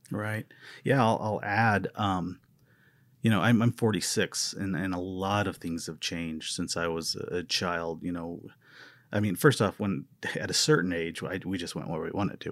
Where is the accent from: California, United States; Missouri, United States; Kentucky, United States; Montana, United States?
Missouri, United States; Missouri Ozarks, United States; now in Arizona, United States; I'm, I'm from the Missouri Ozarks